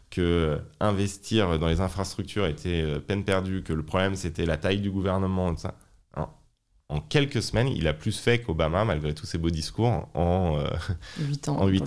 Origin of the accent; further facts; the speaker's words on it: France; aussi en tant que française qui a vu son pays euh, abandonner ses capacités industrielles